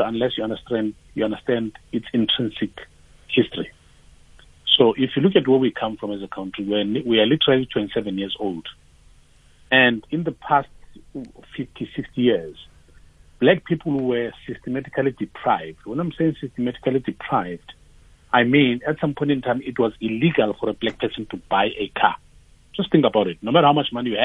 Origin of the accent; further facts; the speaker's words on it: Tembisa, Gauteng, South Africa; And I'm from Tembisa. I was born in Tembisa.